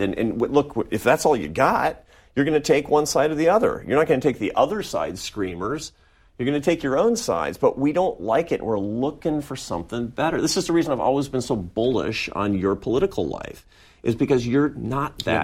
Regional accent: Seattle, Washington, United States; I grew up in Seattle, Washington

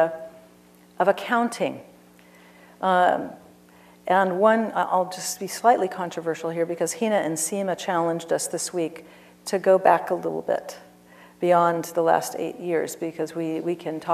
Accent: United States; I am an American, I'm a taxpayer, I love my country

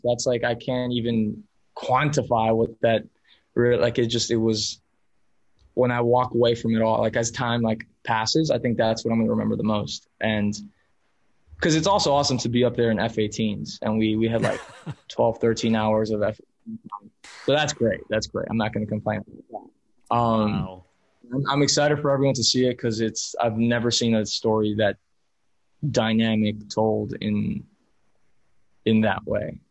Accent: Miami, Florida, United States; first language Spanish; English is a second language; I'm a first generation American, um, but raised as Spanish as my first language mi mamá mexicana, mi papá colombiano. So like I was, I was just, I, I, was in a small, I was in a pocket of Miami that everyone around me was Hispanic

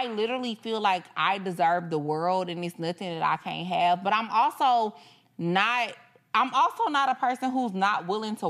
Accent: Texas, United States; we're from Texas too

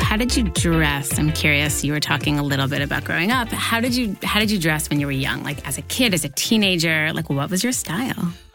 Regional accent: New York, United States; I grew up here in New York

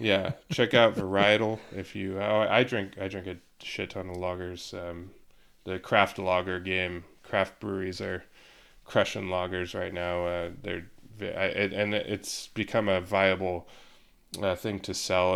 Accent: Yakima Valley, Washington, United States; moved away; I'm from the Yakima Valley and I have family there still

